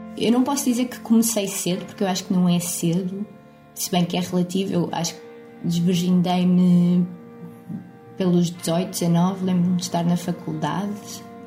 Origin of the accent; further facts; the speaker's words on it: Lisbon, Portugal; sou de Lisboa